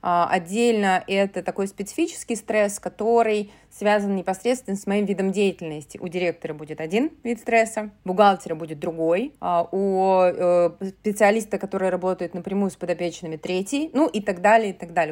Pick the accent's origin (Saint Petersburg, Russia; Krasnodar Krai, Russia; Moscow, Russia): Saint Petersburg, Russia; я из Санкт-Петербурга, да, историю нашего города, Ленинград